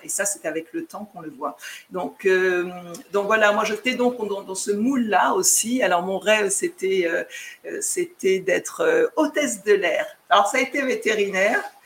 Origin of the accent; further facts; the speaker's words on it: Chartres, Centre-Val de Loire, France; moved away as an adult; also born or lived in Guadeloupe (ancestry); now in Sint Maarten; je suis née en France, j'ai grandi aussi en métropole. J'ai fait voilà, toute la partie de ma vie en métropole